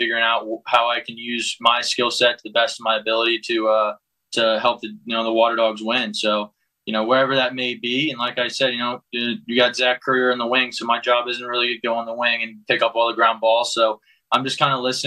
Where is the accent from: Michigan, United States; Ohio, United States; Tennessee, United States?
Ohio, United States; moved away as an adult; now in Denver, United States; when I was growing up in Ohio